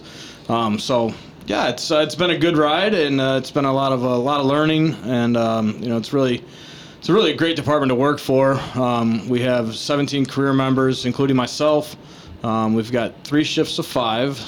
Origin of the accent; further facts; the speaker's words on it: Chesterton, Indiana, United States; So I grew up in Chesterton. Graduated from Chesterton High School 2001.